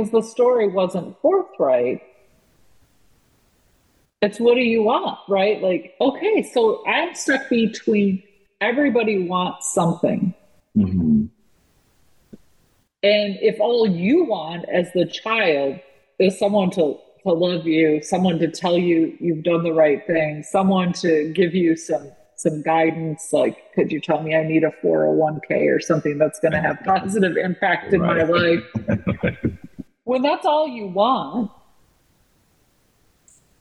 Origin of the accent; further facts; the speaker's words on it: California, United States; also born or lived in Los Angeles area; And we were from the West Coast and I was born in California.